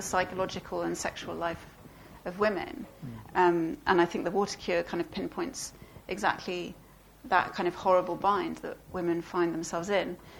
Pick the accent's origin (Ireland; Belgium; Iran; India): Belgium; And I grew up in Belgium, and so I grew up you know, watching a lot of French films and TV.